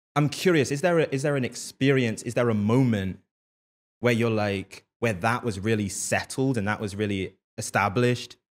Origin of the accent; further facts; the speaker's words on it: London, United Kingdom; growing up in London